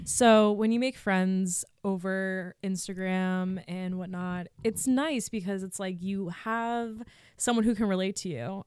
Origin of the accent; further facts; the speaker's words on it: Massachusetts, United States; also born or lived in New Hampshire; I'm from Mass, so people back home saw my work.